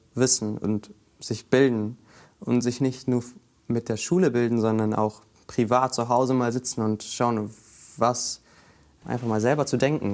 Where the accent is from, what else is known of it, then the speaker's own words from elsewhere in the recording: Bremen, Germany; ich komme aus Grüppelingen